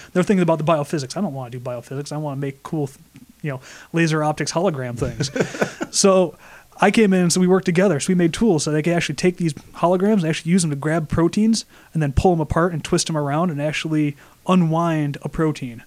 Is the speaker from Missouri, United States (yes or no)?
no; Flint, Michigan, United States; now in Rochester, United States; I'm from Flint, Michigan